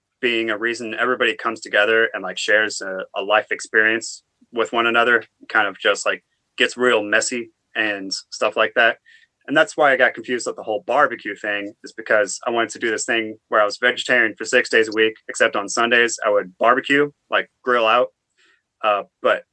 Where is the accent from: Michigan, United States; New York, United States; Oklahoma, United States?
Oklahoma, United States; now in North Carolina, United States; I'm also from Oklahoma